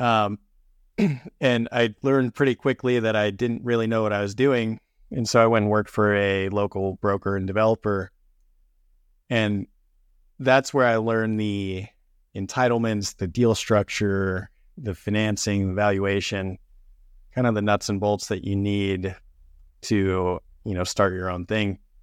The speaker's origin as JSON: {"language": "English", "town": "St. George", "region": "Utah", "country": "United States", "moved": "as an adult", "lives_now": "Salt Lake City, United States", "said": "I'm originally from Saint George, Utah. I moved up to Salt Lake City in twenty sixteen"}